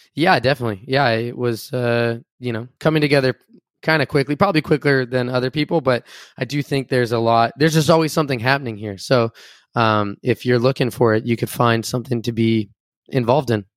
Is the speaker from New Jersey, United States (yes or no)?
no; Enumclaw, Washington, United States; moved away as an adult; also born or lived in Tacoma, Washington / Seattle, Washington; now in Los Angeles, United States; I'm from a small town called Enum Claw, Washington